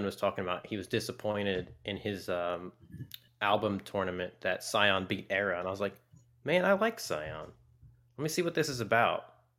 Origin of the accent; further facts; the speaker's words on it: Terre Haute, Indiana, United States; born there; I was born in Western Indiana in a little dinky town called Terre Haute.